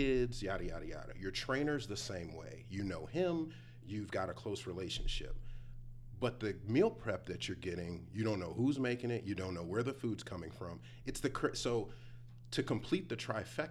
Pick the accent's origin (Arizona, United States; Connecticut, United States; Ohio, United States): Ohio, United States; Cleveland; now in Texas, United States; I'm originally from Cleveland, so I'm a city boy